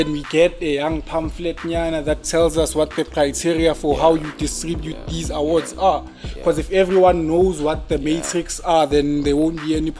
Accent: South Africa; we as South African street designers, as artists in South Africa

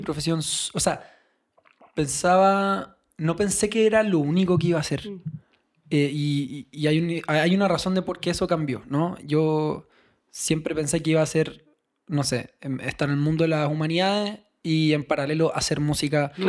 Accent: Chile; moved away as an adult; now in Mexico; siendo chileno

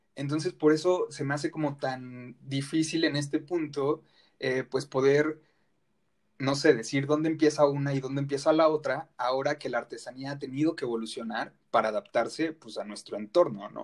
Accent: Mexico

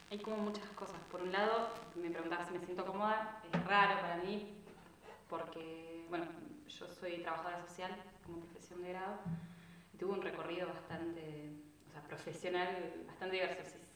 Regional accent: Bariloche, Río Negro, Argentina; yo soy de Bariloche

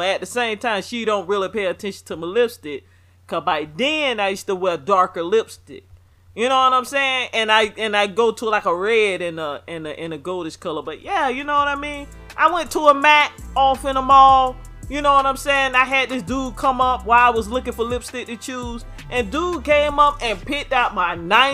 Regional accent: the South, United States; I'm from the South

